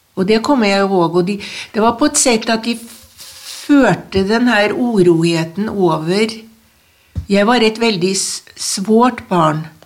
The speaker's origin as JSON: {"language": "Norwegian", "town": "Trondheim", "region": "Trøndelag", "country": "Norway", "tie": "born or raised there", "said": "jeg er oppvokst i, en, uh, i Trondheim, i, midt i byen"}